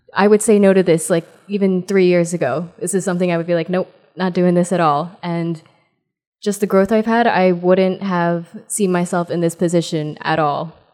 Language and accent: English; New Jersey, United States; I'm from New Jersey